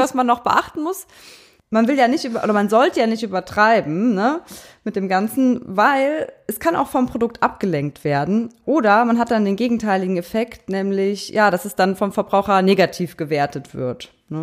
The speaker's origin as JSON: {"language": "German", "area": "Eifel", "region": "Rhineland-Palatinate", "country": "Germany", "also_born_or_lived": "Cologne", "moved": "yes", "said": "Wir kommen ja aus der Eifel."}